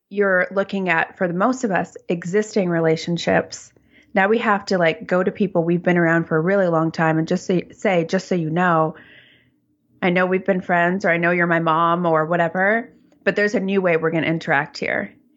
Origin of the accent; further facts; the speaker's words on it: Toronto, Ontario, Canada; now in Vancouver, Canada; I live in Vancouver, I'm originally from Toronto